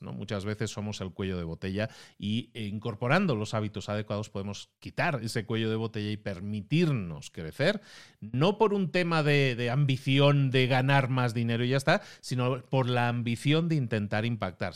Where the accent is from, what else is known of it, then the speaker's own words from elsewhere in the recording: Barcelona, Catalonia, Spain; Barcelona, de donde yo soy